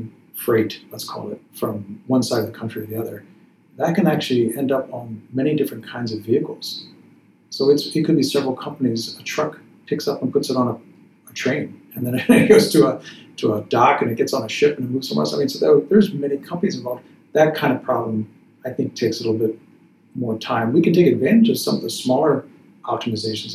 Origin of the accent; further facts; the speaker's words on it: Chicago, Illinois, United States; Chicago, which is my hometown